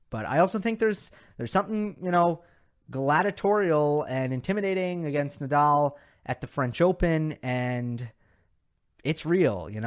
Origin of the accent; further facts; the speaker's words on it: India; Uh, I am from India. There you go, Indian fancy.